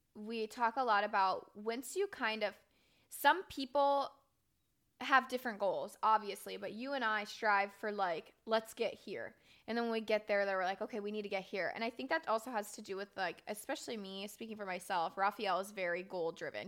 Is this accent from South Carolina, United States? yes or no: no; Florida, United States; moved away as an adult; I was raised in Florida my entire life. I spent eighteen years there